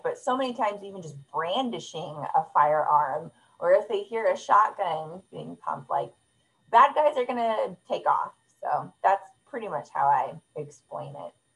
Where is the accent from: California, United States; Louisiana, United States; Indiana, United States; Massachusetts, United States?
California, United States; moved away as an adult; now in North Carolina, United States; we're from California